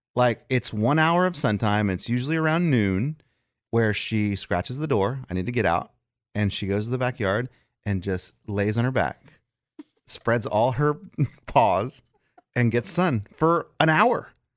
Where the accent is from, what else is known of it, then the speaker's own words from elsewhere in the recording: South Texas, United States; now in Nashville, United States; I grew up in Texas heat